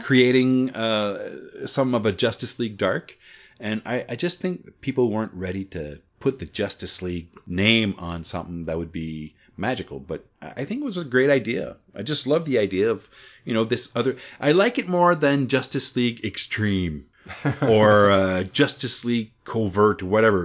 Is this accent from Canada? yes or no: yes; Canada; Being Canadian